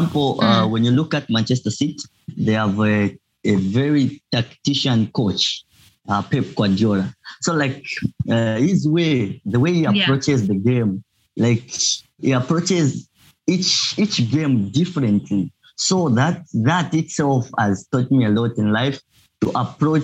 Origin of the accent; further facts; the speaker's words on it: Zambia; moved away as an adult; now in Obninsk, Russia; I am from Zambia